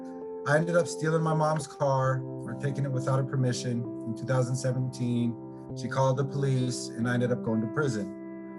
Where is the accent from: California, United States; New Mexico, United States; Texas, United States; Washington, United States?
Washington, United States; Olympia; I'm from Olympia, Washington